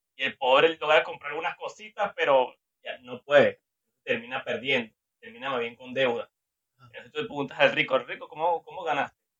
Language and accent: Spanish; Venezuela; now in Peru; yo soy venezolano